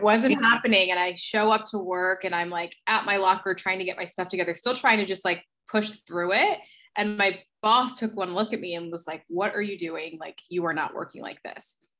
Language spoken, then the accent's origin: English; New Jersey, United States; moved away as an adult; also born or lived in Philadelphia; now in Los Angeles, United States; I am originally from New Jersey. I grew up in South Jersey, went to college in Philadelphia